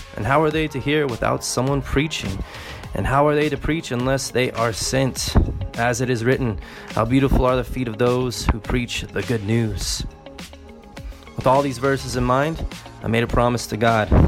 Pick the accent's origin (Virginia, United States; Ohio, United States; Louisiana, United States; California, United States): California, United States; moved away as an adult; now in North Macedonia; I'm actually from California